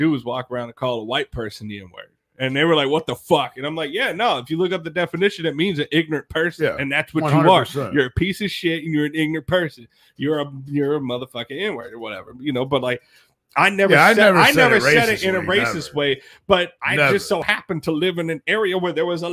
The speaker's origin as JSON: {"language": "English", "town": "Ferguson", "region": "Missouri", "country": "United States", "tie": "born or raised there", "said": "I grew up in Ferguson. I grew up on a bad end of Ferguson"}